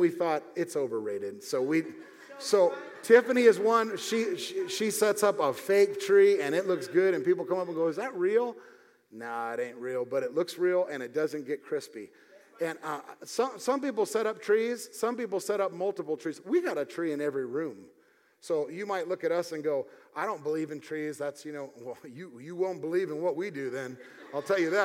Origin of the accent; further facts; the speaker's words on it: United States; I was raised in the United States of America